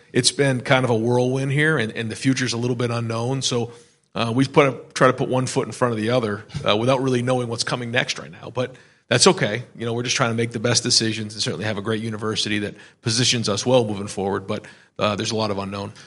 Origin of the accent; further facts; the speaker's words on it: Manchester, New Hampshire, United States; moved away as an adult; now in Columbus, United States; my wife and I grew up in Manchester, New Hampshire